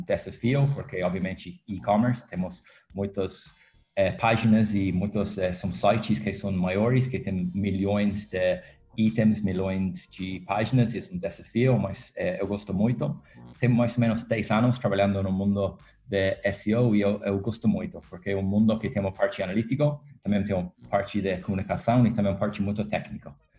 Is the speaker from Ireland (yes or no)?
yes; Ireland; Portuguese is a second language; moved away as an adult; now in Rio de Janeiro, Brazil; eu sou da Irlanda, morando aqui no Rio faz um ano ou poucos meses